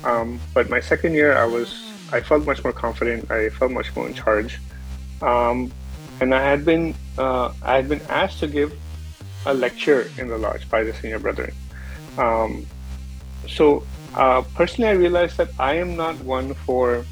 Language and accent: English; India; I am Indian, but I do have roots tracing back to Ireland